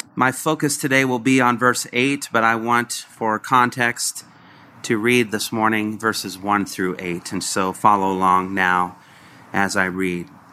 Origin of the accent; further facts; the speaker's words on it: Covington, Indiana, United States; I grew up in Covington, Indiana